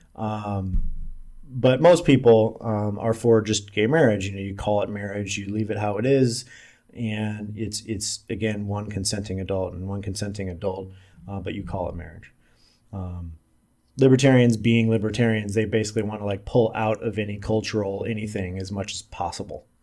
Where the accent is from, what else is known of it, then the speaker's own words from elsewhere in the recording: Omaha, Nebraska, United States; also born or lived in Salt Lake City / Las Vegas; now in Kansas City, United States; I'm from Omaha, Nebraska. I'm currently living in Kansas City.